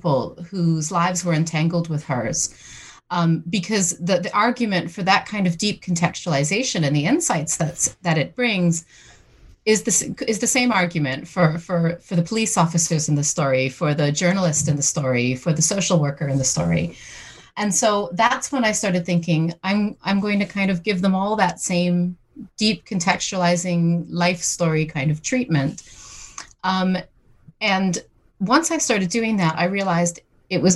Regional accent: St. John's, Newfoundland and Labrador, Canada; moved away as an adult; now in United Kingdom; I'm originally from St. John's, Newfoundland in Canada, but I've been living in Britain for the past 20 years

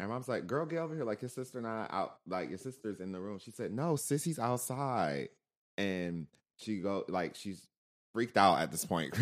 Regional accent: Michigan, United States; moved away; growing up in Michigan

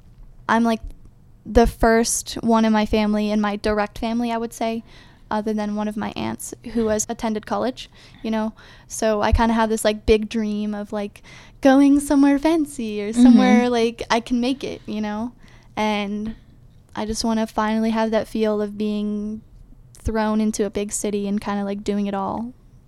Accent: Ohio, United States; Well, so I'm like from Ohio. I have family that is like on the edge, very eastern part of Ohio.

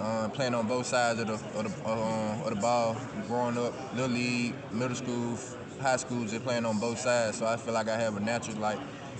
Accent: Greenwood, Mississippi, United States; I'm from Greenwood, Mississippi, the small town of Delta, so that's all we do down there, just play football.

